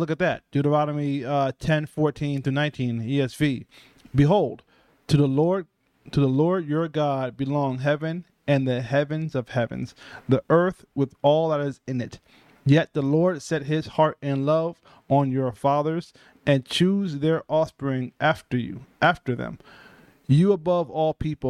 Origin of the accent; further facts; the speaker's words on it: United States; being a Black American